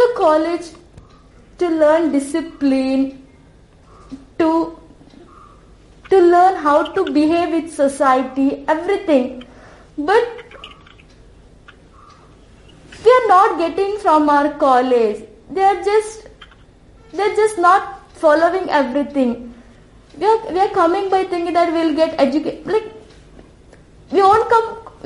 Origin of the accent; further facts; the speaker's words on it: India; Being an Indian